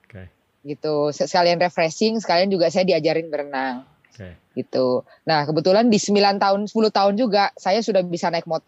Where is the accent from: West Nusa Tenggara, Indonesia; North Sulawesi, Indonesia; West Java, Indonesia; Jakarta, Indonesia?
North Sulawesi, Indonesia; Manado; born there; saya lahir di Manado. Eh, hitungannya daerah ya Pak ya karena biasanya itu eh, yang berprestasi berprestasi itu rata-rata di Jawa.